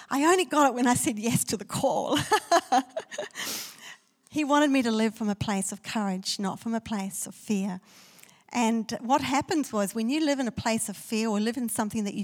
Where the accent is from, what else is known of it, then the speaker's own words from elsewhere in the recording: South Africa; I was born in South Africa, and South Africa is a country of fear